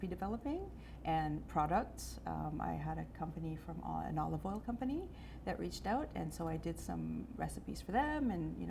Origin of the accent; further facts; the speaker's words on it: Baie-Sainte-Anne, New Brunswick, Canada; moved away; I'm originally from the Miramichi area. I'm from Bay St. Anne.